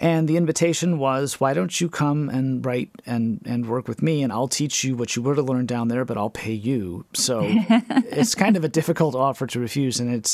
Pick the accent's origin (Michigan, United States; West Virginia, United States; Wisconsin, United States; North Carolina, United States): Wisconsin, United States; Wales; I grew up in Wales, Wisconsin